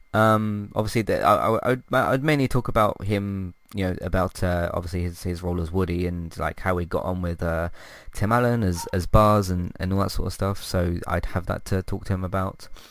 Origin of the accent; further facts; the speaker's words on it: United Kingdom; I'm British